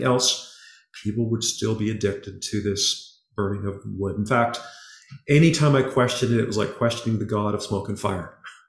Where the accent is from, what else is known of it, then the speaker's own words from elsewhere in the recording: Halifax, Nova Scotia, Canada; born there; I was born in Halifax.